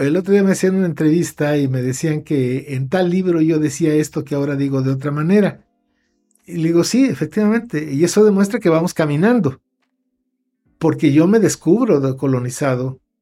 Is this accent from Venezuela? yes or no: no; Mexico; millones de hermanos nuestros, anahuacas disfrazados de mestizos, porque aquí no hay mestizaje